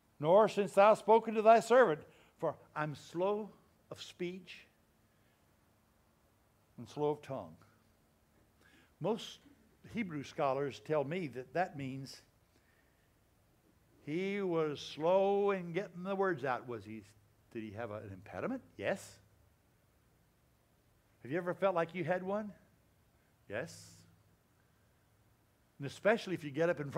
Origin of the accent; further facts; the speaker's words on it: Louisiana, United States; I grew up in Louisiana.